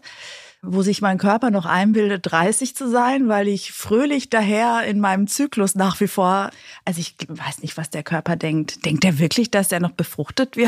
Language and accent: German; Greece; ich als Griechin